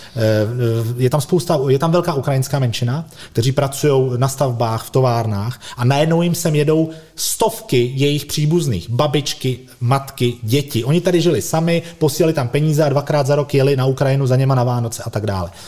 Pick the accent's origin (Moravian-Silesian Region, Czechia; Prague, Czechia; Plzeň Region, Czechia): Prague, Czechia; my jako Pražáci